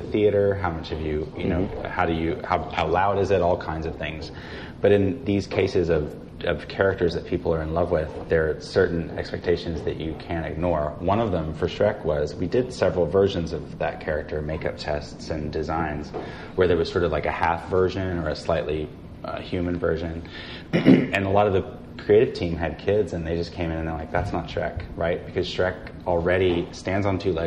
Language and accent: English; Fayetteville, Arkansas, United States; moved away; I grew up in Fayetteville, Arkansas